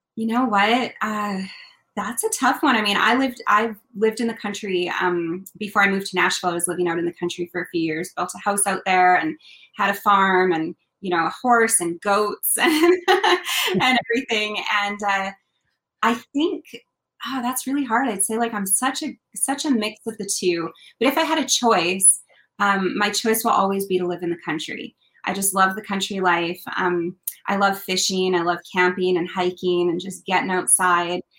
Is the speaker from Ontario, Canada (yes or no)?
no; Kelowna, British Columbia, Canada; I grew up in a place called Kelowna, BC, in the Okanagan